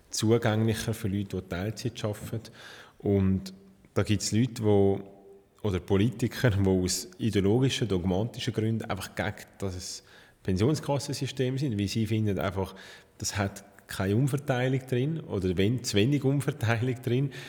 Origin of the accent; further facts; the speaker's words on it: Switzerland; Und nachher sind wir als Schweizer ausgeliefert, um im Ausland Waffen zu kaufen.